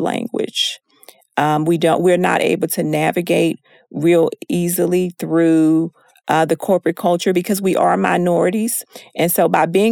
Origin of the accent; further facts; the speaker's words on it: Texas, United States; I'm from Texas